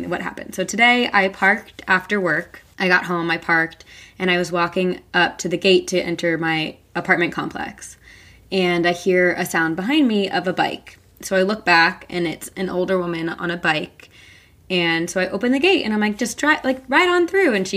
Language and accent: English; New Jersey, United States; I'm from New Jersey.